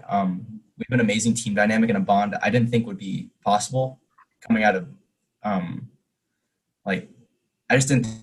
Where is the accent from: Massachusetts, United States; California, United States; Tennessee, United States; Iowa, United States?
California, United States; San Diego; I'm from San Diego, California